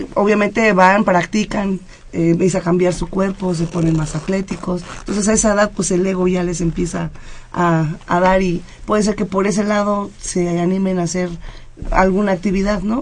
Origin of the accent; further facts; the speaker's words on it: Mexico City, Mexico; yo vengo de la Unidad Independencia, ahí lleva el judo más de 50 años